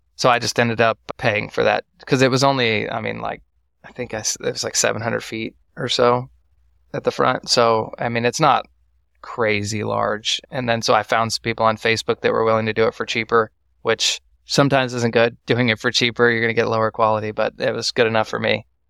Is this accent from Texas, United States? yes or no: yes; Waco, Texas, United States; also born or lived in Austin, Texas; I'm from Waco, Texas, and I went to college in Waco, Texas. So I'm not far from home, about forty, forty minutes from my childhood home.